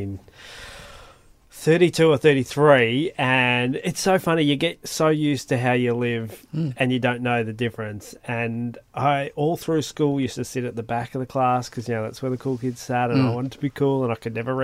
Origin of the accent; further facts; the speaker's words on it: Melbourne, Victoria, Australia; now in Western Australia, Australia; I'm from Melbourne originally